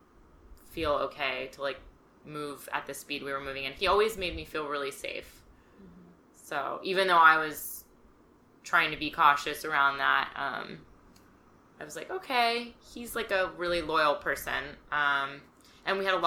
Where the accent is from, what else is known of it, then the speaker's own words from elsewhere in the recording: California, United States; I grew up in California.